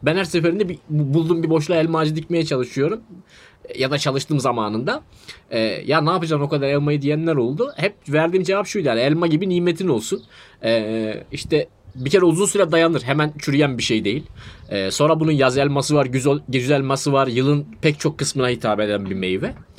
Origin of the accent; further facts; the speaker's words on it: Adana, Turkey; bir kere Adanalıyım